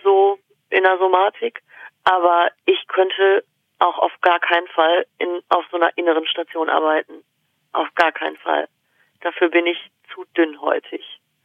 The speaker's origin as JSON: {"language": "German", "country": "Germany", "tie": "born or raised there", "said": "in diesem Dorf gelebt, da in dem wir äh, gewohnt haben"}